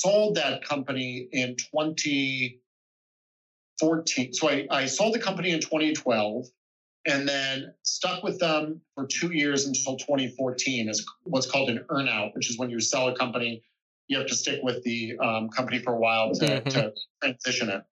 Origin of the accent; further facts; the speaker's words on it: Phoenix, Arizona, United States; moved away as an adult; I grew up in Phoenix